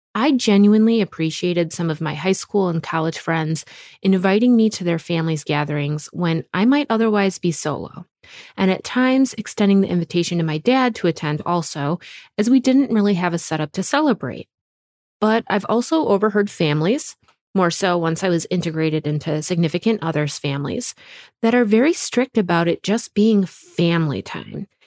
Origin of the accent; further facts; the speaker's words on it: Wisconsin, United States; our little home in the woods of Wisconsin